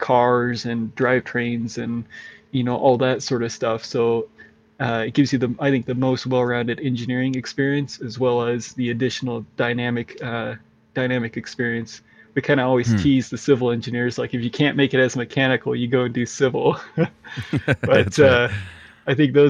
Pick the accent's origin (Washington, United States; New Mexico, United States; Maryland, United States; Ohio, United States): Washington, United States; Walla Walla; I grew up in Walla Walla, Washington. It's in the southeast corner of Washington State